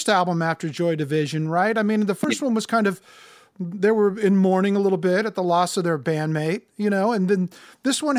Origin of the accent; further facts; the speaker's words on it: Los Angeles, California, United States; moved away; I'm from Los Angeles originally